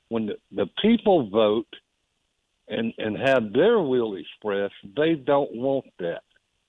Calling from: Hartsville, United States; from Hartsville. How you doing?

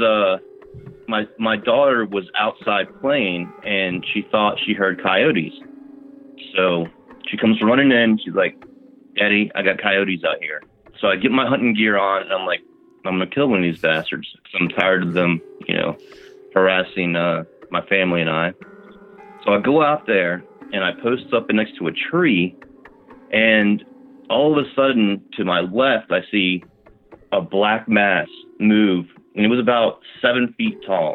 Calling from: Virginia, United States; I'm calling from Virginia

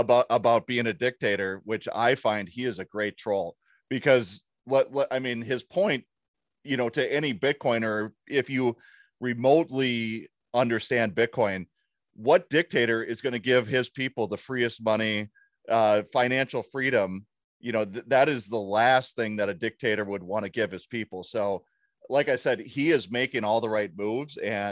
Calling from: Minnesota, United States; I'm broadcasting from Minnesota, and there's areas in Minneapolis that are probably just as dangerous or more

